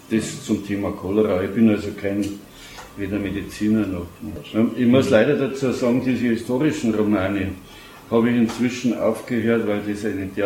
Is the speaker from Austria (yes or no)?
no; Munich, Bavaria, Germany; ich bin ja gebürtiger Giesinger, um 60 aufgewachsen unverkennbarer Löwenfan